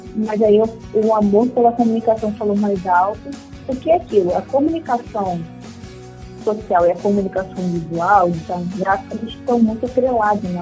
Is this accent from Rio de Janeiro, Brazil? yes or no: yes; Rio de Janeiro, Brazil; sou do Rio de Janeiro